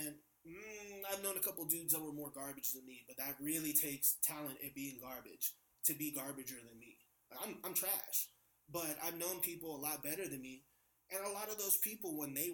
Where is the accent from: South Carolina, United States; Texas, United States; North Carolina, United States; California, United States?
California, United States; San Francisco; I'm from San Francisco. My neighborhood is called Bernal Heights